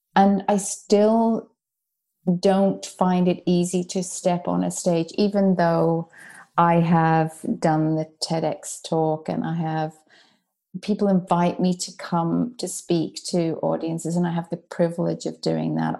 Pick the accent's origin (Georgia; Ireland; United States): Ireland; accent: soft Irish; moved away as an adult; also born or lived in United Kingdom; now in Melbourne, Australia; as an Irish person, uh, growing up in, you know, the seventies and eighties